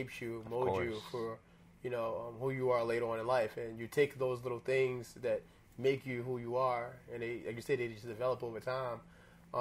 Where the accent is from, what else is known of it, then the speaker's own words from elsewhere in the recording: Baltimore, Maryland, United States; moved away as an adult; I grew up mostly in West Baltimore